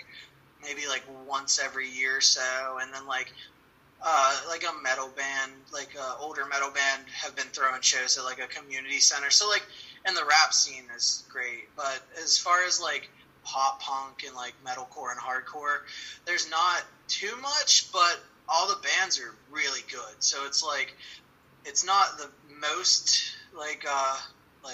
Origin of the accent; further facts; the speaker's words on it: Ohio, United States; I'm the only one from Ohio